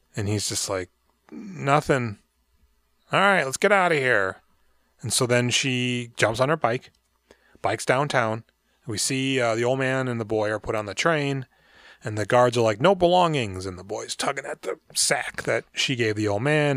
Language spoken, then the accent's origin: English; United States; I'm American